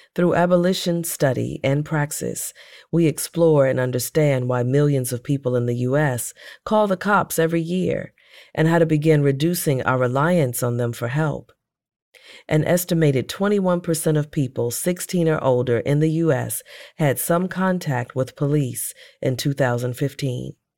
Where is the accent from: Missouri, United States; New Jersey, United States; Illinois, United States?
Missouri, United States; St. Louis; Saint Louis, my hometown